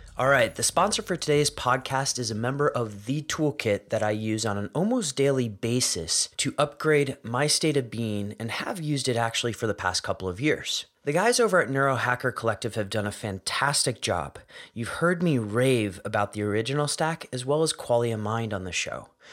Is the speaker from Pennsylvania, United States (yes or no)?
yes; Philadelphia, Pennsylvania, United States; I grew up in Philadelphia